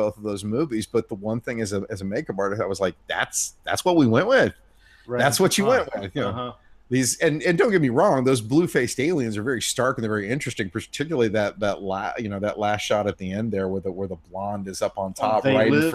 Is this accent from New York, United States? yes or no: no; Indiana, United States; moved away; I'm from Indiana and I grew up with a lot of racists